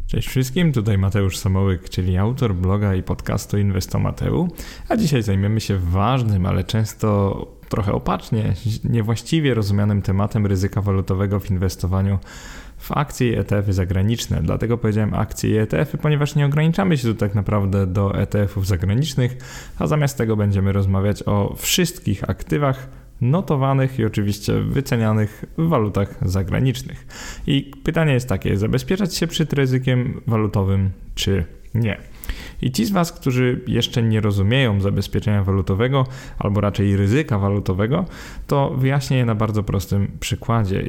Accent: Poland

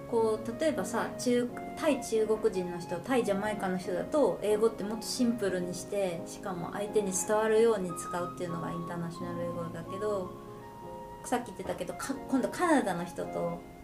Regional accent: Japan; moved away as an adult; now in Canada; 私は日本人

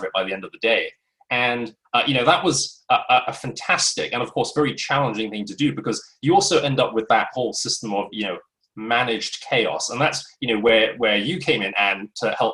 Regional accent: London, United Kingdom; moved away as an adult; also born or lived in United States; back to London, my hometown

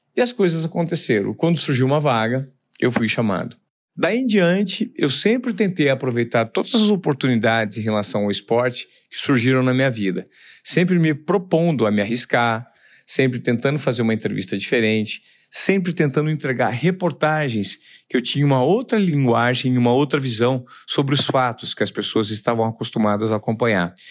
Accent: Presidente Venceslau, São Paulo, Brazil; Eu sou de Presidente Venceslau, interior de São Paulo

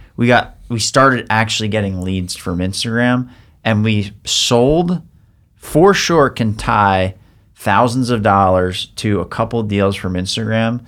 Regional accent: Long Island, New York, United States; growing up on Long Island

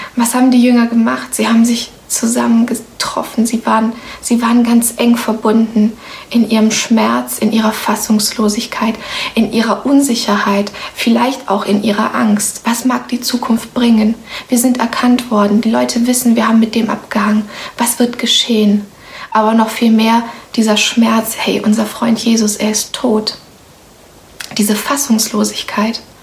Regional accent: Romania; now in Germany; Ich bin zum Beispiel in Rumänien geboren

